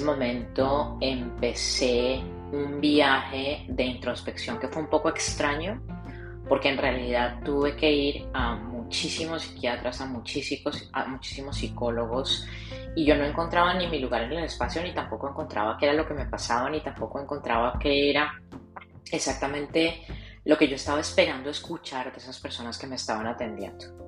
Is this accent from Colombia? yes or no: yes; Colombia; moved away as an adult; now in South Florida, United States